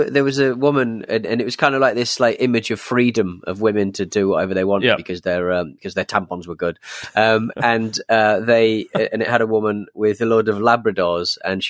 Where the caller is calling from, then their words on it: Brantford, Ontario, Canada; I'm from Brantford, Ontario, Canada.